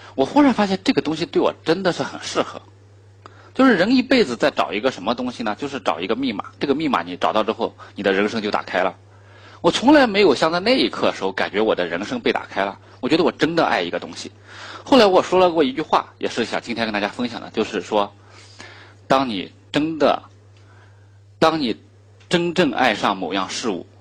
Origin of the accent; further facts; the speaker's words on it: China; 我们中国人